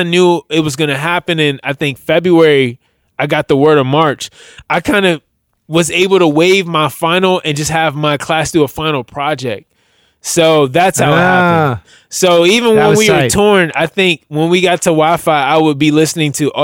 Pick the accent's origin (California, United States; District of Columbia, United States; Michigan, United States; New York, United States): District of Columbia, United States; Washington; also born or lived in Silver Spring, Maryland; I was born in Washington DC, but I spent the majority of my adult life, or my life period, living in between Washington DC and a suburb of called Silver Spring, Maryland.